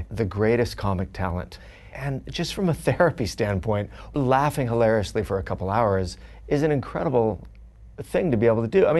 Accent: Orange County, California, United States; also born or lived in Fullerton; now in Los Angeles, United States; I grew up in Orange County

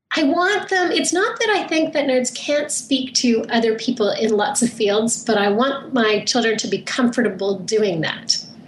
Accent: Canada; I grew up in Canada, so I went to camp just outside of Vancouver

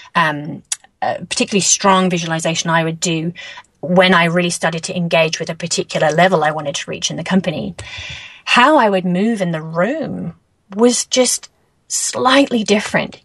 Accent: England, United Kingdom; moved away as an adult; now in New Zealand; moving to New Zealand, you know, originally I'm from England

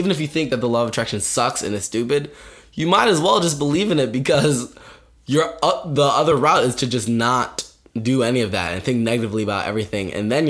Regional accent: Ohio, United States; We're both from Ohio

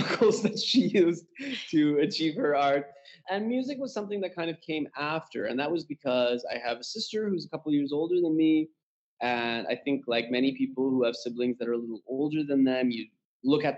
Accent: Canada; moved away as an adult; now in Tehran, Iran; born and raised in Canada, but currently based in my parents' homeland, which is Iran, Tehran, Iran

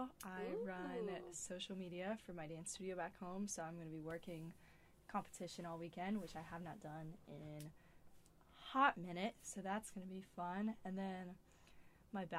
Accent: Fort Mill, South Carolina, United States; I'm from Fort Mill, South Carolina, which is, like, 2 hours from here.

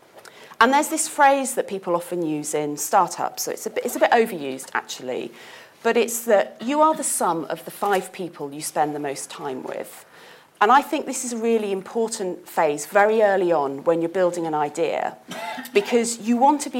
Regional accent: United Kingdom; I am British after all

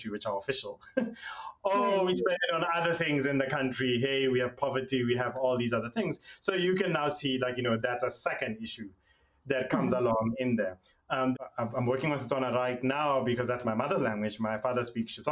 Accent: South Africa; I'm South African, I come from a place where for a long period of time, our languages were literally seen as being second rate

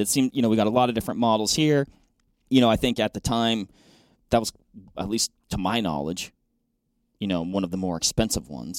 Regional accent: Western Washington, United States; moved away; I grew up in Western Washington hunting blacktails, Roosevelts

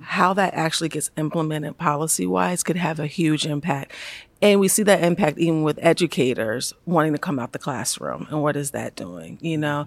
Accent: Baltimore, Maryland, United States; I'm from Baltimore. I'm from Baltimore City. Uh, grew up there

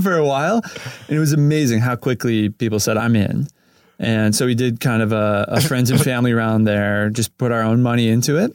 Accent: Cleveland, Ohio, United States; now in Los Angeles, United States; I grew up in Cleveland, Ohio

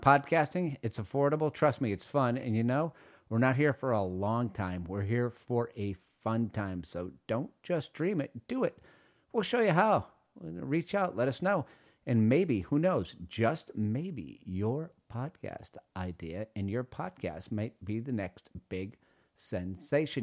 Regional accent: Louisiana, United States; accent: Louisiana; I learned to speak Louisiana

